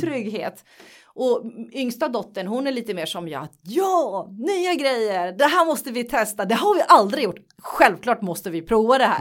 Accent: Nacka, Stockholm County, Sweden; jag är uppvuxen i Nacka i en finsk familj som kom till Sverige för väldigt, väldigt, väldigt länge sedan.

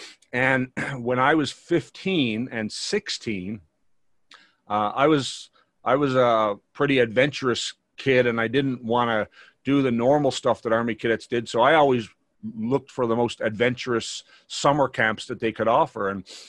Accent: Newfoundland and Labrador, Canada; I grew up in Newfoundland.

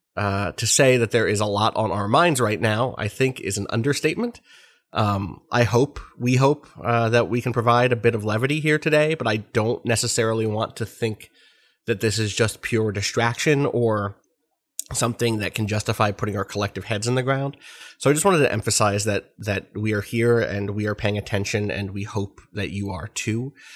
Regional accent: United States; me as an American

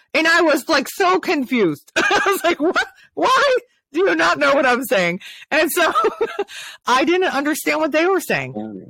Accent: Maryland, United States; also born or lived in Ohio; So I came from the North and I moved to the South. So even moving from Ohio, so Maryland to Ohio, which is not that far away, it's like 300 something miles. Nobody understood what I was saying because I talked in the slang that was in Maryland.

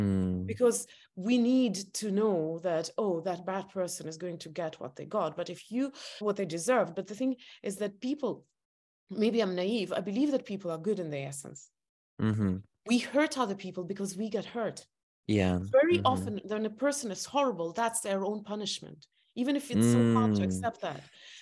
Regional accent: Estonia; English is a second language; I come from Estonia.

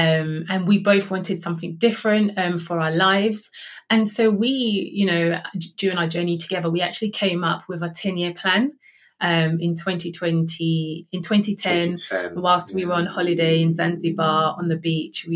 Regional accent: London, United Kingdom; I was born in London to immigrant parents. So I grew up in a rough council estate in Hackney, East London

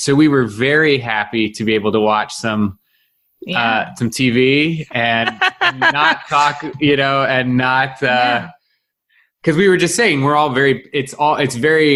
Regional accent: Atlanta, Georgia, United States; I am from Atlanta

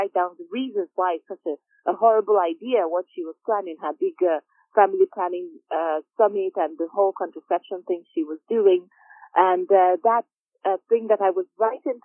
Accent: Nigeria; moved away as an adult; now in United Kingdom; I was born and raised in Nigeria, was educated in Nigeria, came to do my master's in the UK

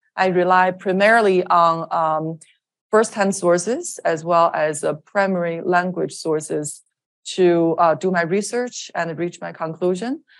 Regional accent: China; moved away as an adult; also born or lived in Beijing, China; now in United States; I'm originally from China. United States is my adopted country.

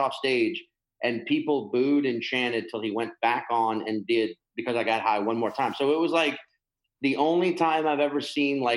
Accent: New Orleans, Louisiana, United States; now in Brooklyn, United States; growing up in New Orleans

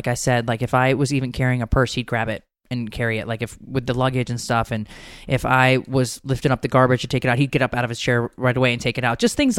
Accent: Connecticut, United States; now in Georgia, United States; I don't even know what county I grew up in Connecticut, but I know I live in Fulton County in Georgia

